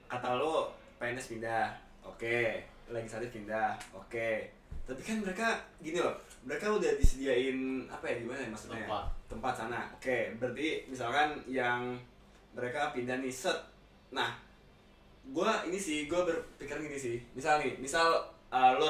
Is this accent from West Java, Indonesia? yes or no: yes; Tambun, West Java, Indonesia; Karena kalau berhubung gue gede di daerah ini, gue gede di Tambun